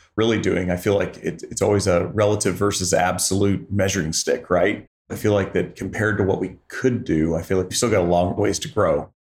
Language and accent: English; Joplin, Missouri, United States; now in Columbia, United States; I grew up in Joplin, Missouri